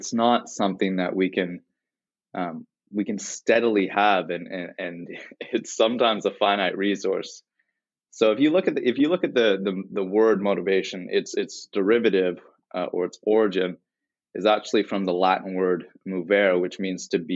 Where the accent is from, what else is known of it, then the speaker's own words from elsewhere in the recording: Toronto, Ontario, Canada; So I'm from Toronto, Canada